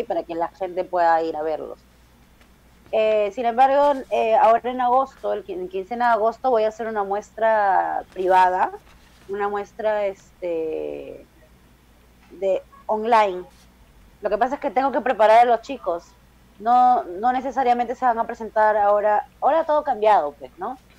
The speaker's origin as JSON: {"language": "Spanish", "country": "Peru", "said": "yo soy la peruana invitada"}